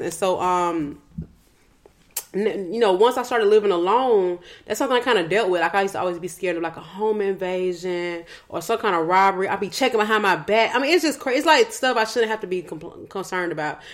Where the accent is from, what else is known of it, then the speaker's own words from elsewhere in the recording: West Side, Georgia, United States; also born or lived in Old National, Georgia; I'm still from the West Side